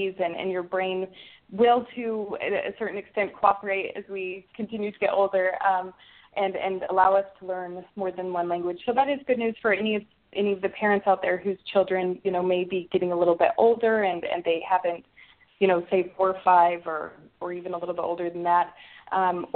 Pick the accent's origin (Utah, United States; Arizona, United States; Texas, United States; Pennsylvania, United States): Utah, United States; first language English; now in California, United States; I grew up in Utah and, you know, just English-speaking home